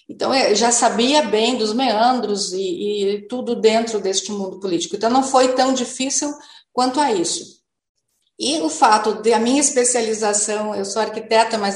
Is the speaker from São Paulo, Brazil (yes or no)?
no; Novo Hamburgo, Rio Grande do Sul, Brazil; eu sou hamburguense, nasci em Novo Hamburgo, durante muito tempo eu vi a minha cidade